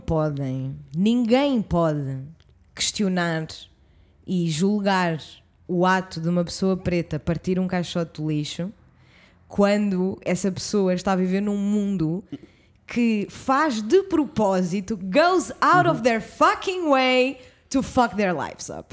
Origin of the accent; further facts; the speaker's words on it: suburbs near Lisbon, Portugal; minha zona onde eu cresci